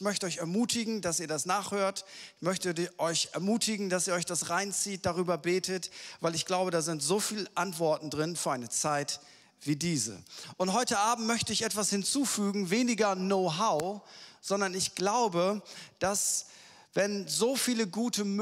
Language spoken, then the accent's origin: German; Lower Saxony, Germany; Und ich bin ja Ostfriese und ich weiß, ich bin hier äh, in Hannover, das ist immer eine, eine Challenge.